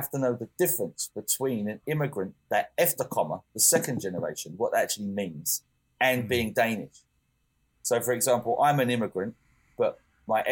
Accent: England, United Kingdom; moved away as an adult; now in Denmark; I'm English

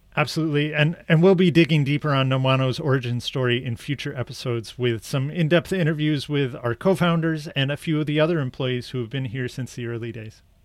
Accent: United States; my bias as an American

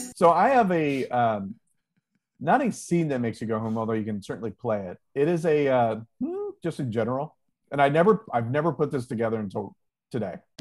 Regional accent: Ohio, United States; moved away; my home state of Ohio

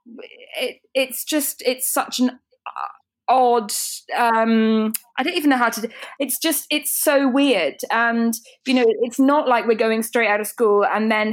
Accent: United Kingdom; I know we're British

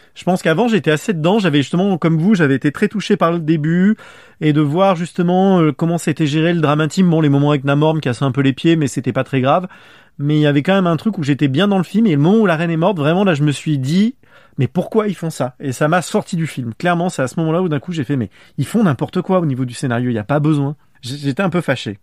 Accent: France; accent: French accent (in English); j'assume d'avoir un accent français

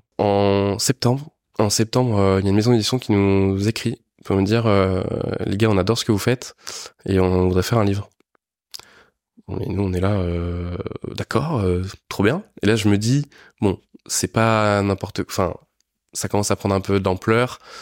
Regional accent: Niort, Nouvelle-Aquitaine, France; je viens de Niort, de base

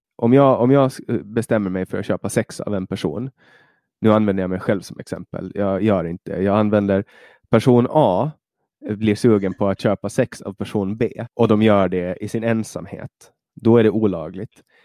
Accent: Finland; now in Sweden; i Finland, där jag kommer ifrån

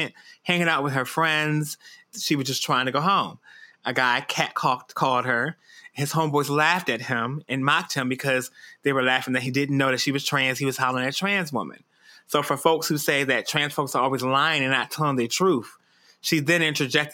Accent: Detroit, Michigan, United States; when I was growing up in Detroit.

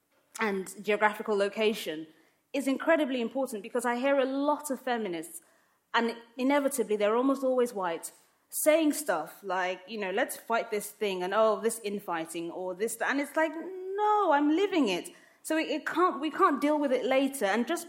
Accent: London, United Kingdom; also born or lived in Lagos, Nigeria; I grew up in London and in Lagos, in Nigeria. My family is Muslim. I'm clearly a black woman. I'm clearly of African descent.

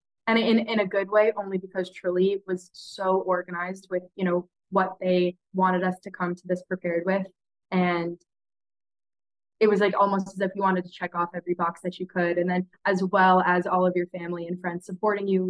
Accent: New York, United States; I was born and raised in New York

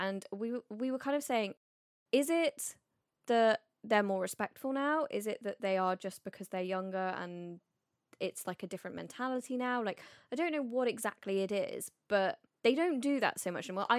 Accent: United Kingdom; we are British.

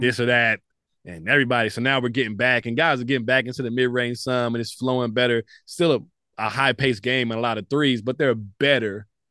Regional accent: Dallas, Texas, United States; I'm a kid from Southeast Dallas

